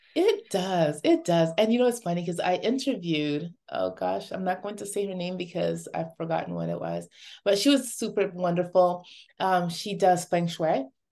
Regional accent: Dominica; moved away; also born or lived in Toronto; before moving to Toronto, I grew up in Dominica, in a little village

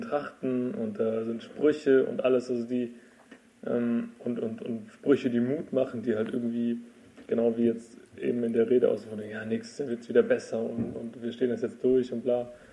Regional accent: Freiburg, Baden-Württemberg, Germany; Ich bin ja auch aus Freiburg

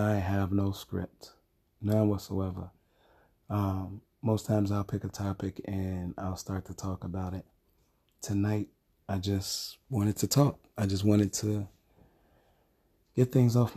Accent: Chicago, Illinois, United States; where I grew up in Chicago

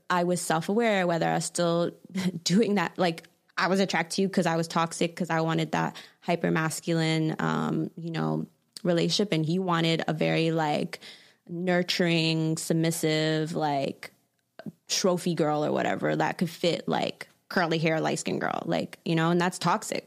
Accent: Toronto, Ontario, Canada; growing up in Toronto

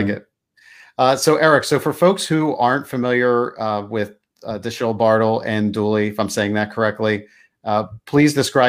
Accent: Lansdale, Pennsylvania, United States; I'm actually from the Lansdale area

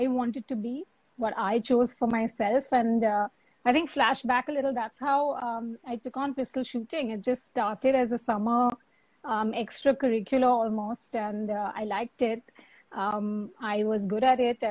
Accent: Mumbai, Maharashtra, India; also born or lived in New York; I'm born and brought up in Bombay.

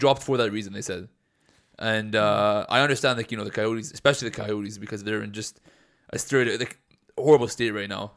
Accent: Edmonton, Alberta, Canada; growing up in Edmonton

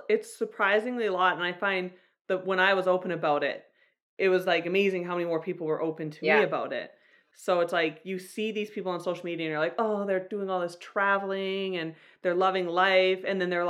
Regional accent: Calgary, Alberta, Canada; I'm from Calgary, Alberta.

